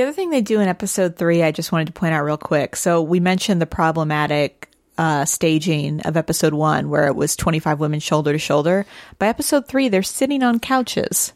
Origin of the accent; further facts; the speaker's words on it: St. Louis, Missouri, United States; I'm also from Saint Louis